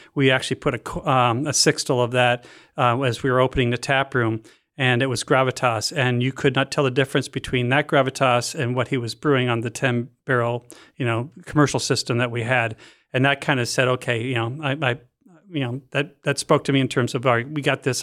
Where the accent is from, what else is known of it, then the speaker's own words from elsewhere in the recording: Canada; moved away; growing up in Canada